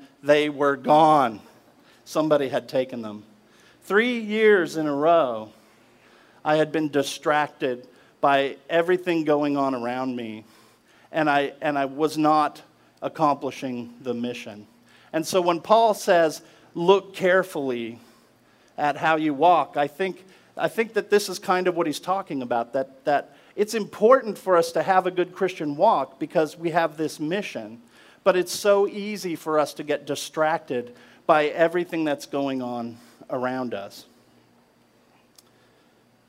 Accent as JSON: {"language": "English", "region": "Alaska", "country": "United States", "tie": "born or raised there", "said": "When I was 10 years old, growing up in Alaska"}